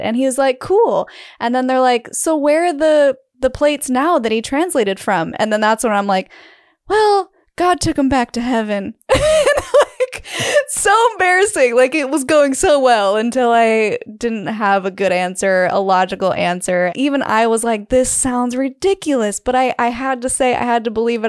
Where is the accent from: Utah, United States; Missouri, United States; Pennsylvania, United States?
Utah, United States; growing up in Utah